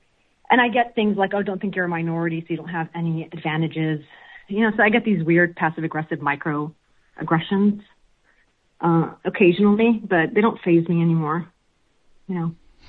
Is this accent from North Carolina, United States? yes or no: no; Chicago, Illinois, United States; accent: American; also born or lived in Palestine; Yes, I immigrated to Chicago when I was two.